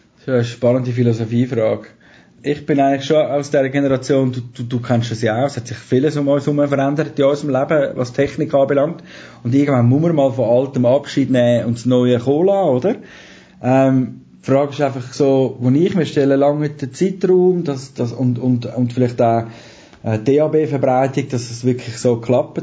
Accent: Zurich, Switzerland; accent: Zürich German; habe dort Zürich-Deutsch geredet

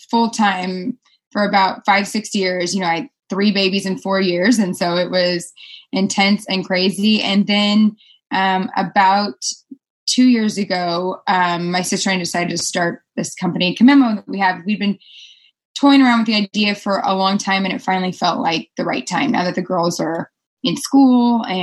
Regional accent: California, United States; Yes, we're both originally from California.

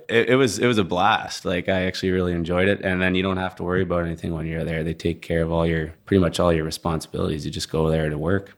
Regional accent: Langley, British Columbia, Canada; moved away as an adult; also born or lived in Montana / Fort McMurray, Alberta; now in Houston, United States; I grew up just outside of Vancouver in a place called Langley, British Columbia

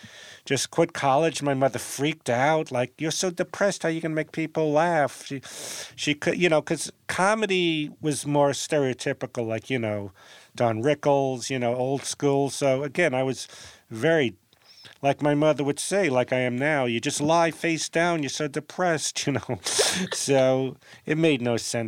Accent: New York City, New York, United States; moved away as an adult; now in Los Angeles, United States; I grew up in Brooklyn

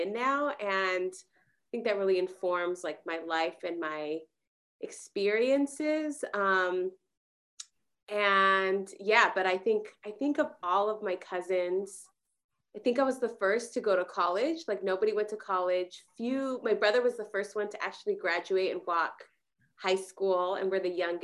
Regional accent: California, United States; born or raised there; also born or lived in Mexico

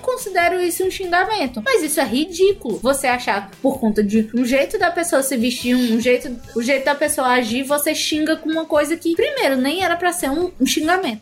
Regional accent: Ceará, Brazil; accent: cearense; eu acho que o sotaque cearense não é tão forte assim, sabe? Pelo menos o meu não acho tão forte

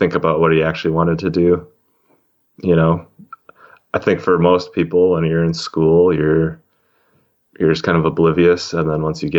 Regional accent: Wisconsin, United States; moved away as an adult; I grew up in Wisconsin

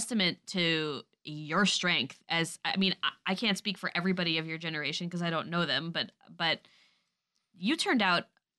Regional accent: New York, United States; moved away; as a New Yorker

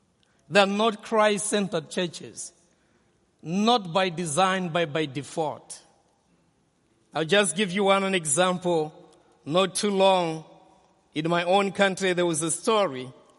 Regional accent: Malawi; I come from Malawi, the warm heart of Africa

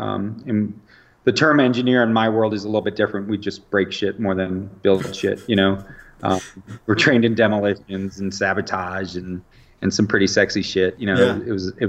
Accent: Western New York, United States; moved away as an adult; also born or lived in Chicago, Illinois / California / Fort Bragg, North Carolina; now in Nebraska, United States; born in Chicago, my parents moved to Western New York when I was 10.

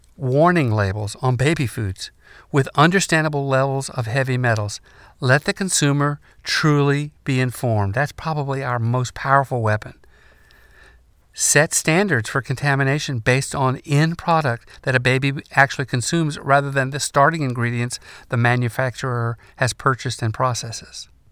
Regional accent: North Carolina, United States; In my home state of North Carolina

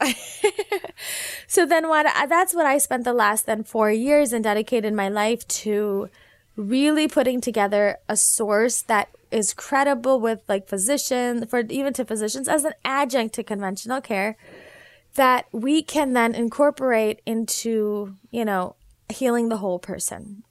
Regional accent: Naperville, Illinois, United States; also born or lived in South Bend, Indiana; I was born and raised in Naperville, Illinois

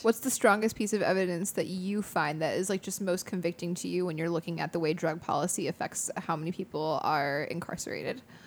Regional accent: United States; I'm an American

